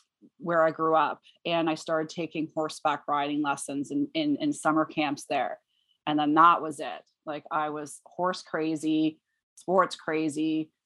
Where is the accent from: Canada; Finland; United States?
Canada; Waterdown, Ontario; I grew up in a small town. Well, it's not so small anymore, but it was small back then, of Waterdown, Ontario, which is about an hour outside of Toronto.